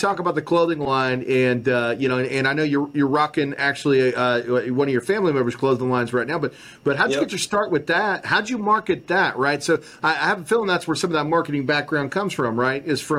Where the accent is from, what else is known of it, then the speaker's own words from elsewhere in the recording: Kansas, United States; Oh, I know K-State. I'm from Kansas.